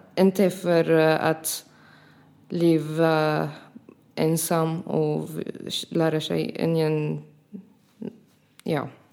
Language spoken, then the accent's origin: Swedish; Syria; Swedish is a second language; now in Ronneby, Sweden; jag är från Syrien